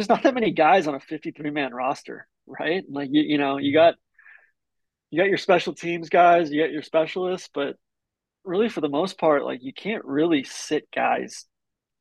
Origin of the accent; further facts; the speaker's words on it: Atlanta, Georgia, United States; growing up in Atlanta